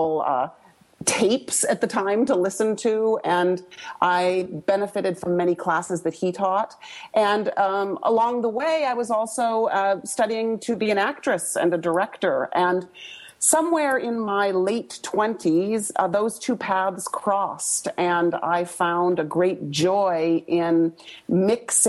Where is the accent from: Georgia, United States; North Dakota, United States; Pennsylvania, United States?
North Dakota, United States; Fargo; I grew up in Fargo, North Dakota, which was a rather conservative place to grow up